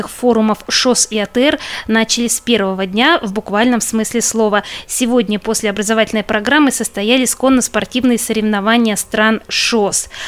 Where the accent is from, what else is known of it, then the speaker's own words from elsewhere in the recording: Rubtsovsk, Altai Krai, Russia; я из города Рубцовска.